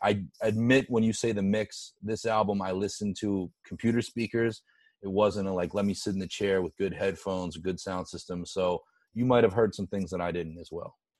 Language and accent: English; Pittsburgh, Pennsylvania, United States; from my hometown of Pittsburgh